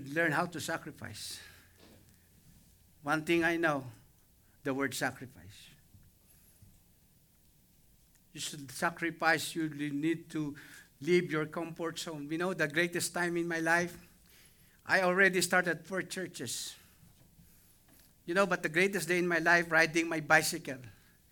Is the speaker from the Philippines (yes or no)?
yes; Cuenca, Batangas, Philippines; moved away; I am the only Baptist in my hometown, in my place in Cuenca, Batangas.